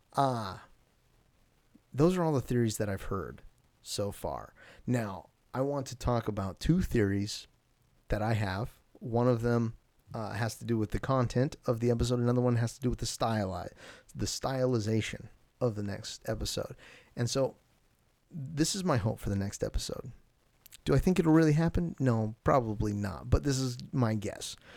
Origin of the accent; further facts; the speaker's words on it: Alaska, United States; I'm from Alaska